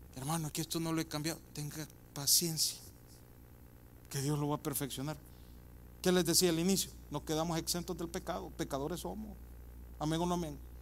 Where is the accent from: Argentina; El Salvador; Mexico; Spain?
El Salvador; moved away; yo soy del Salvador, mirábamos Canal 2, 4 y 6 y decía en El Salvador